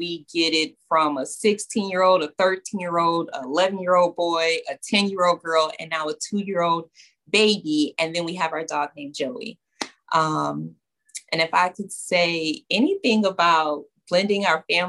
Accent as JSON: {"language": "English", "region": "New York", "country": "United States", "said": "I'm from New York."}